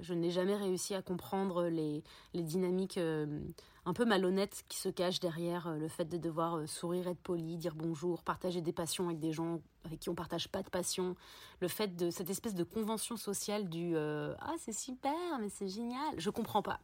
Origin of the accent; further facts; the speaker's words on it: Paris, Île-de-France, France; j'ai grandi à Paris